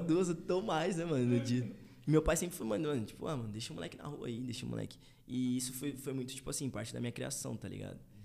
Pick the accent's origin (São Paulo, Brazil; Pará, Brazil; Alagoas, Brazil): São Paulo, Brazil; São Paulo area, Brazil; also born or lived in Tucuruvi, São Paulo / Jardim Thomas, São Paulo / Taboão da Serra / United States; eu nasci no Tucruvi. Tucuruvi, tá ligado? Muita é. gente não sabe, mas eu nasci no Tucuruvi. E aí, com, sei lá, um ano, dois anos mais ou menos, eu fui morar no Jardim Thomas